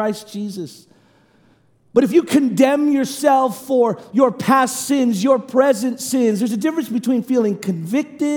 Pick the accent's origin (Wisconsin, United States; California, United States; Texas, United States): California, United States; Oakland; moved away; I come from Oakland